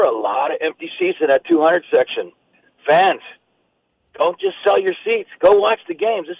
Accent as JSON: {"language": "English", "country": "United States", "tie": "born or raised there", "also_born_or_lived": "Oakland", "moved": "yes", "lives_now": "Las Vegas, United States", "said": "I've been going to games forever since I was a kid up in Oakland and the whole bit growing up in Tahoe."}